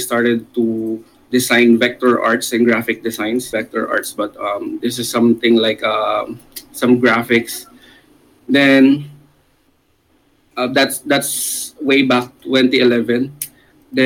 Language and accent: English; Laguna, Calabarzon, Philippines; I'm from Laguna, Philippines